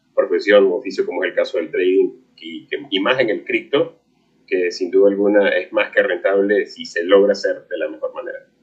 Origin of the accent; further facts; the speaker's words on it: Venezuela; mi país natal, en Venezuela